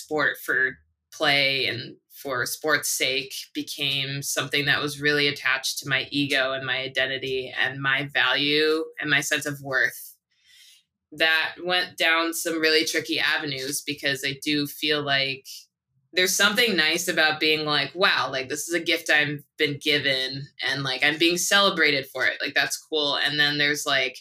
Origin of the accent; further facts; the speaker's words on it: Buffalo, New York, United States; also born or lived in Japan; now in Oakland, United States; I was born and raised in Buffalo, New York